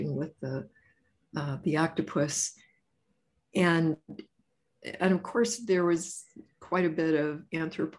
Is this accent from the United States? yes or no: yes; Joliet, Illinois, United States; I grew up in Joliet, Illinois.